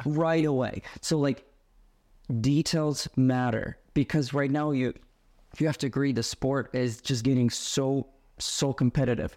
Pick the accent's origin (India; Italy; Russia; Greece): Russia; Yaroslavl, Yaroslavl Oblast; moved away as an adult; now in United States; I was growing up in Yaroslavo, Russia